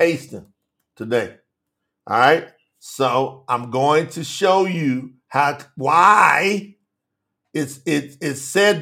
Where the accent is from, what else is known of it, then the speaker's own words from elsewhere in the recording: Kentucky, United States; moved away as an adult; now in Colombia; I live in South America, but I represent Kentucky as well. That's where I'm from.